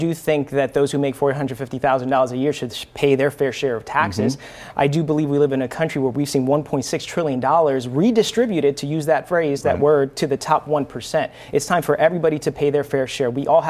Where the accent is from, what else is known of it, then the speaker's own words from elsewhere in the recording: Central Falls, Rhode Island, United States; I grew up in Central Falls. I saw the struggles, economic and other struggles as well.